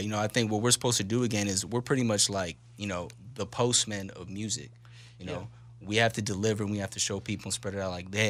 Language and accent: English; West Coast, United States; I'm from the West Coast, man. I grew up on, you know … I grew up on